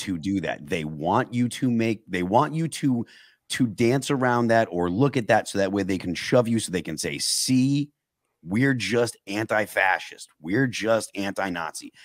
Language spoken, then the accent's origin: English; New England, United States; I'm from New England, you know, so I'm not like what you would consider a Southerner